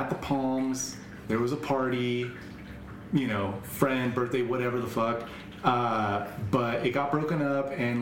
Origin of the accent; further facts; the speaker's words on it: Las Vegas, Nevada, United States; growing up in Vegas.